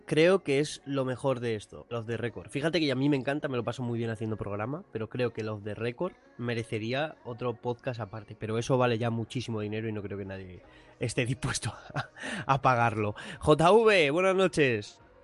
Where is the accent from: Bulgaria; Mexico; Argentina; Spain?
Spain; Madrid, Community of Madrid; aquí somos dos de Madrid